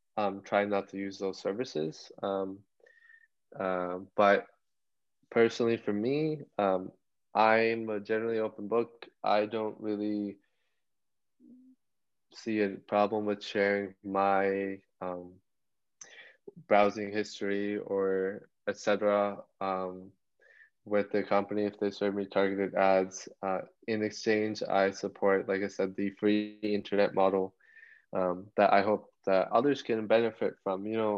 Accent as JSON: {"language": "English", "country": "India", "said": "of course, I'm Indian, rural parts of India, like the smartphone boom back there."}